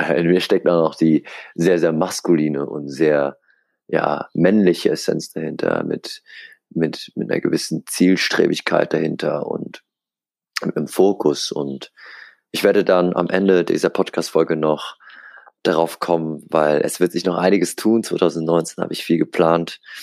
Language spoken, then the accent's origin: German; Aschaffenburg, Bavaria, Germany; moved away as an adult; now in Hamburg, Germany; Ich bin hier in Aschaffenburg geboren, aufgewachsen, zur Schule gegangen